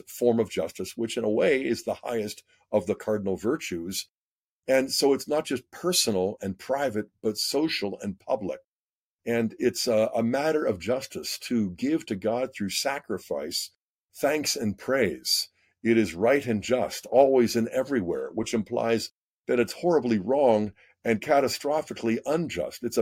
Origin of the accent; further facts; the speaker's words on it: Pittsburgh, Pennsylvania, United States; I grew up in Pittsburgh, so I'm part of the Ohio Valley as well